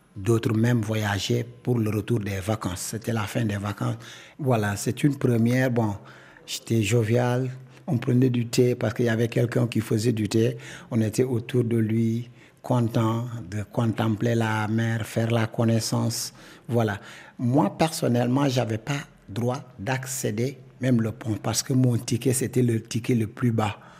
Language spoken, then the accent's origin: French; Casamance, Senegal; je suis euh, de la Casamance